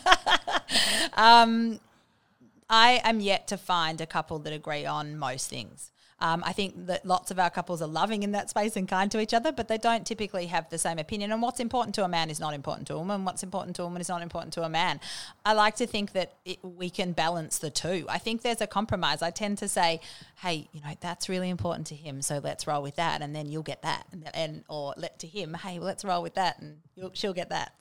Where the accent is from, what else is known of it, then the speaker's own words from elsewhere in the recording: Bendigo, Victoria, Australia; moved away; also born or lived in Melbourne / Sydney / Williamstown; I grew up in Bendigo and I spent a little bit of time going to school in, um, Melbourne in South Yarra